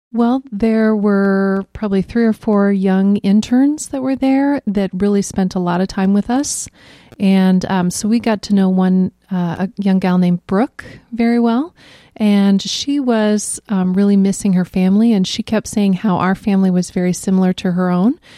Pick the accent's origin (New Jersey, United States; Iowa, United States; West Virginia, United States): Iowa, United States; I grew up in Reesner.